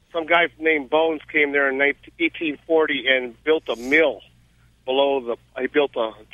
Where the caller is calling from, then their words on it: Boneville, Georgia, United States; Yeah. I live in Boneville, Georgia.